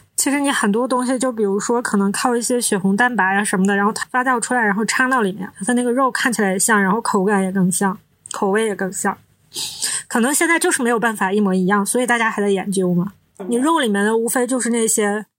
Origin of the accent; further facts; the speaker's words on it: Northeast China, China; 我们是三个来自东北的ladies